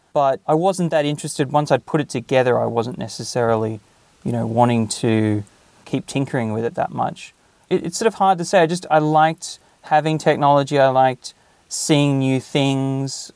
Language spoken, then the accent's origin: English; Australia; moved away as an adult; now in Japan; when I was growing up in Australia